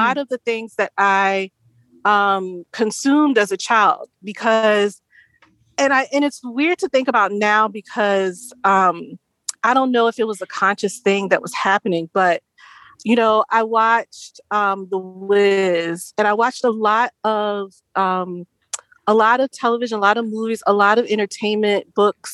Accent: the South, United States; I grew up in the South

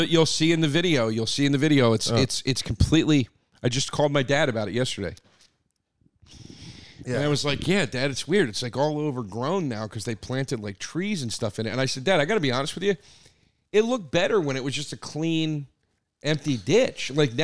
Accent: Collegeville, Pennsylvania, United States; Phoenixville is the town next to the town I grew up in. I grew up in Collegeville, or sometimes it's called Trap.

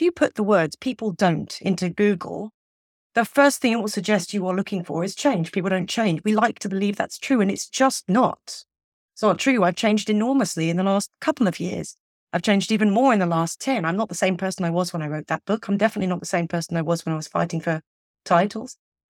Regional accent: England, United Kingdom; So as somebody growing up in England, not everybody believes in Father Christmas as a child.

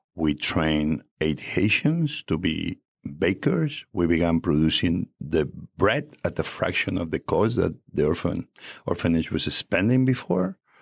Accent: Barcelona, Catalonia, Spain; English is a second language; moved away as an adult; also born or lived in Asturias, Spain / America; now in United States; I arrived in Barcelona when I was five years old

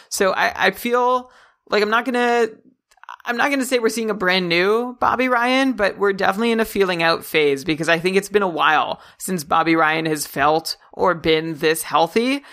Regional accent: Canada; me as a Canadian

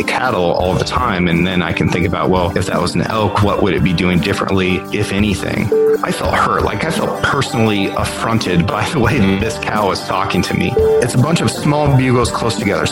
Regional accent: Northeast Oregon, United States; I grew up here on the Sixth Ranch in Northeast Oregon

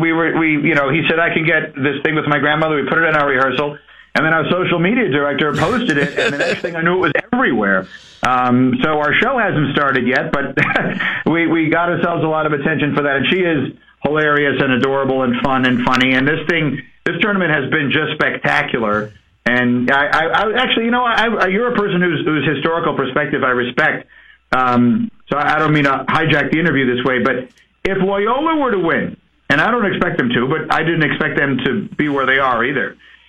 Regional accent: New York City, New York, United States; When I was a kid growing up in New York, I grew up in the 70s in New York City.

